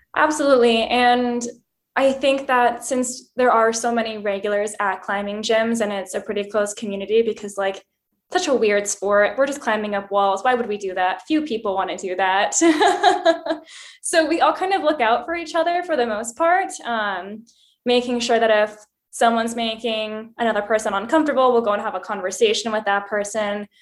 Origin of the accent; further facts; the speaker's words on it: Bozeman, Montana, United States; moved away; also born or lived in rural East Coast, United States; I was born in Montana, in Bozeman, and my family didn't have a lot of money, so what you did was go for hikes. Um, so, I grew up in the mountains